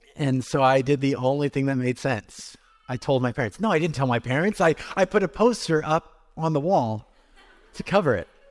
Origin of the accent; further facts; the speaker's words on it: California, United States; moved away; for me as a Californian kid